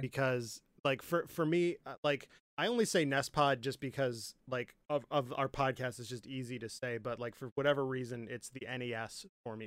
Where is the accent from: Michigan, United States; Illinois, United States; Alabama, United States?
Michigan, United States; now in Nebraska, United States; I'm from Michigan, right? We uh, in my opinion we don't have any kind of accent